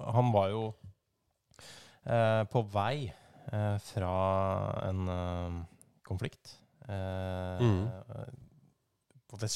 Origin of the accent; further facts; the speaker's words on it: Molde, Møre og Romsdal, Norway; born there; Jeg er født på Molde sykehus.